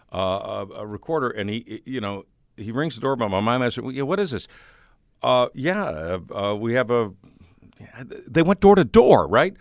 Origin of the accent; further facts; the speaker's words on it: Highland Park, Illinois, United States; moved away as an adult; also born or lived in Evanston, Illinois / New Mexico; now in Saint Louis, United States; I grew up in the Chicagoland area